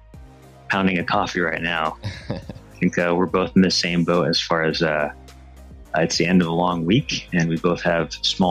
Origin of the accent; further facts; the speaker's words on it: Connecticut, United States; moved away; also born or lived in Okinawa, Japan; I'm originally from Connecticut, oldest of three kids.